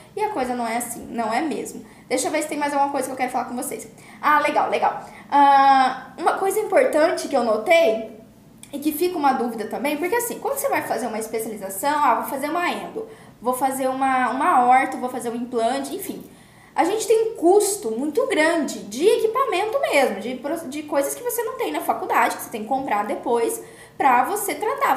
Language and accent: Portuguese; Campo Grande, Mato Grosso do Sul, Brazil; eu sou de Campo Grande